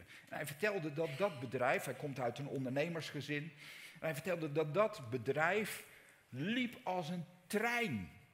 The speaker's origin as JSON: {"language": "Dutch", "country": "Netherlands", "said": "wij zijn Nederlanders"}